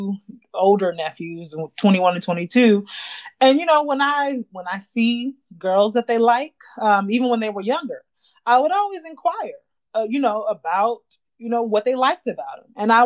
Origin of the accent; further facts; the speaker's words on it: North Carolina, United States; I'm a Southerner. I'm from North Carolina.